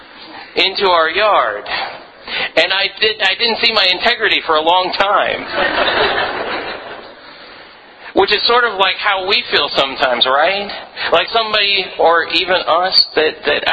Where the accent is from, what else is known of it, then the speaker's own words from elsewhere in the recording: Philippines; moved away; I grew up in the Philippines